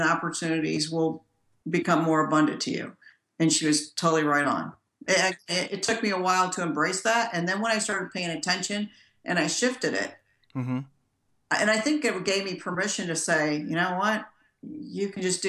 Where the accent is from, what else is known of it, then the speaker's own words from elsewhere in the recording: Gary, Indiana, United States; I'm from Gary, Indiana. That's a rough place to grow up.